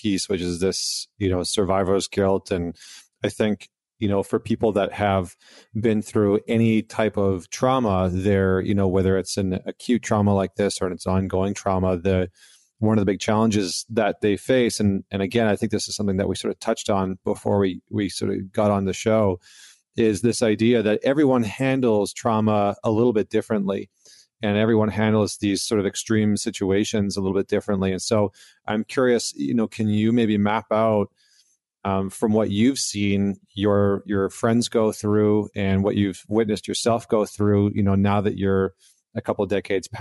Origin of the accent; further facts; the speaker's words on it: Canada; as a Canadian